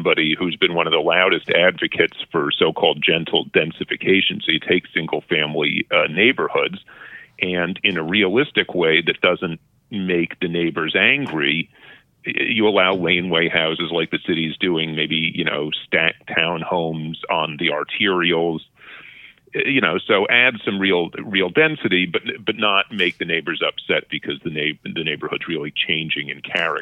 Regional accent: New York, United States; moved away as an adult; also born or lived in Boston, Massachusetts / Berkeley, California; now in Vancouver, Canada; I grew up in New York

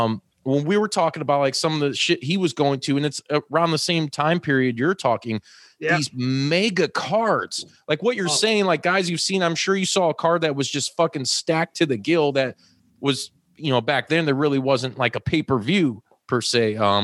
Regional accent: Hammond, Indiana, United States; born there; I was born in Hammond myself.

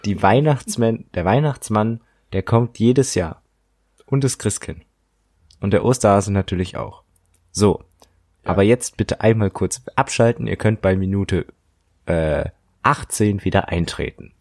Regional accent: Germany; das definiert uns als Deutsche ja auch

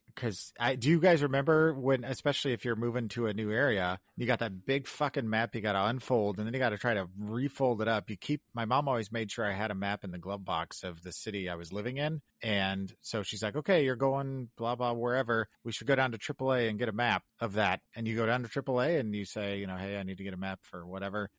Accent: Kansas City, United States; moved away as an adult; also born or lived in Chicago / Colorado; now in Illinois, United States; I grew up in Kansas City and and I lived in the same house for all 18 years that I lived there.

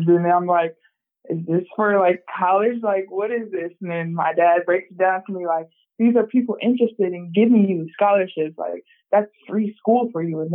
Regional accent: Rock Island, Illinois, United States; now in South Carolina, United States; I am from Rock Island, Illinois

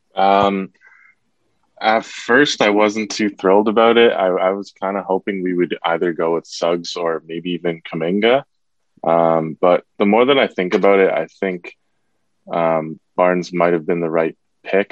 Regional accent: Toronto, Ontario, Canada; I'm from Toronto myself

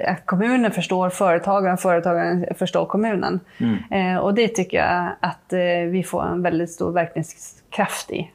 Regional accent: Malmberget, Norrbotten County, Sweden; moved away as an adult; now in Trosa, Sweden; jag är uppvuxen mm. i Malmberget

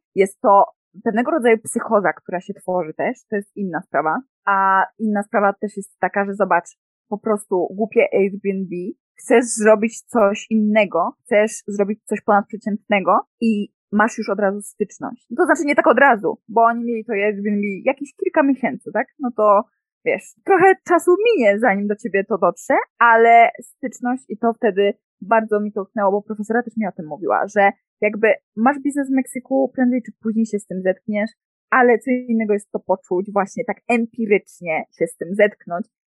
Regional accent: Poland; moved away as an adult; also born or lived in Mexico

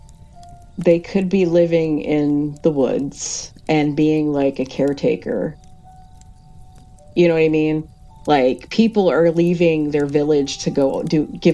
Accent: Backwoods, Pennsylvania, United States; moved away as an adult; I was born and raised here in Backwoods, Pennsylvania

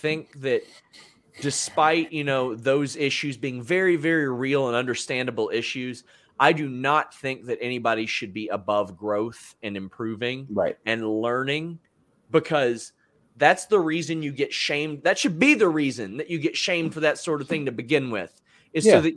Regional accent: the South, United States; I grew up in the South

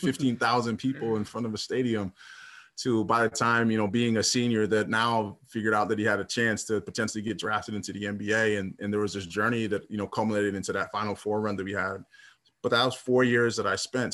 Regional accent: Minnesota, United States; playing in my hometown team with Minnesota Timberwolves

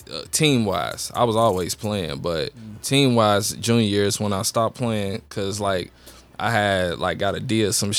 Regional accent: Chicago, Illinois, United States; born and raised in Chicago

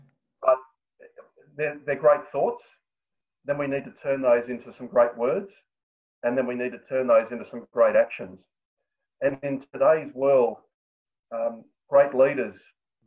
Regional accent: New South Wales, Australia; in New South Wales, which is my home state

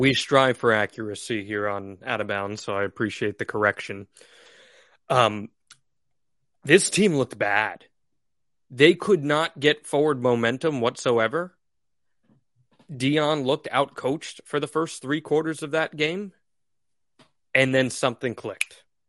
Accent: Northeast, United States; how we were raised in the Northeast

